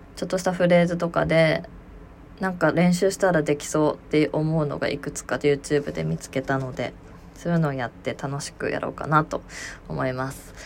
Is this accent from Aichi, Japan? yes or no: yes; Aichi, Japan; うちの地元の愛知